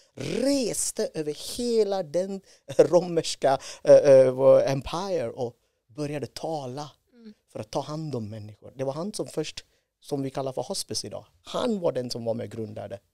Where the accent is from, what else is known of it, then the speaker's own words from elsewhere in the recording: India; Swedish is a second language; moved away as an adult; now in Sweden; född och uppvuxen i Indien